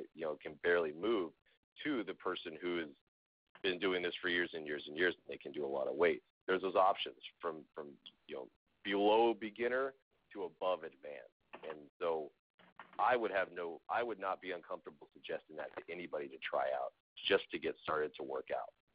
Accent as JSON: {"language": "English", "region": "Southern California", "country": "United States", "said": "I'm from Southern California"}